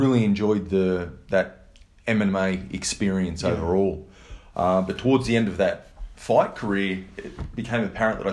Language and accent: English; Blue Mountains, New South Wales, Australia; the area where I grew up in the Blue Mountains